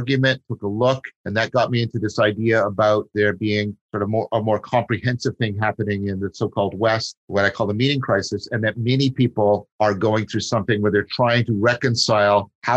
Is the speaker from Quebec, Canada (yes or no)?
no; Dundas, Ontario, Canada; first language English; I grew up in Dundas in Canada, which is near Hamilton